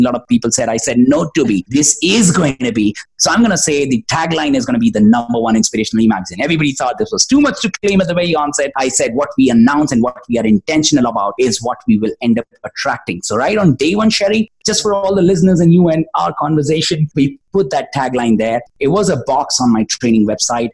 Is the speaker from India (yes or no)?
yes; India; also born or lived in Bangalore, India; from India I was representing